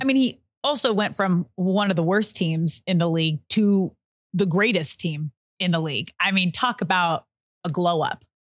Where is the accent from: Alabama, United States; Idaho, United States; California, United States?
California, United States; Manhattan Beach; I grew up in Manhattan Beach